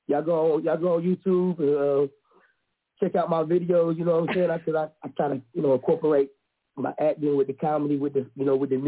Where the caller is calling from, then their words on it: Southern Pines, North Carolina, United States; I'm calling from Southern Pines, North Carolina. By Fayetteville, North Carolina.